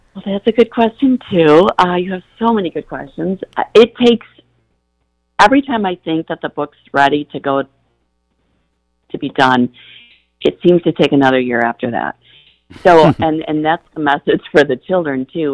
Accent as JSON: {"language": "English", "town": "Battle Creek", "region": "Michigan", "country": "United States", "tie": "born or raised there", "said": "growing up in Battle Creek, Michigan, as you said, it is farmland"}